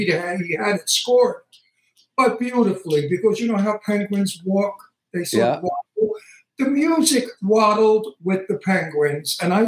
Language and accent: English; New York City, New York, United States; moved away as an adult; now in Palm Springs, United States; I'm a New Yorker from Brooklyn, actually